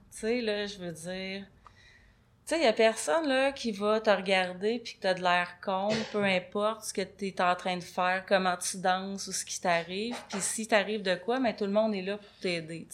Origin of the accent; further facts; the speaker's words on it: Saint-Antonin, Quebec, Canada; moved away as an adult; also born or lived in Montreal / India; Je viens de Saint-Antonin. Saint-Antonin, c'est un petit village à côté de Rivière-du-Loup. Rivière-du-Loup, c'est là que j'ai fait... Ben, Saint-Antonin-Rivière-du-Loup, c'est là que j'ai fait mon enfance.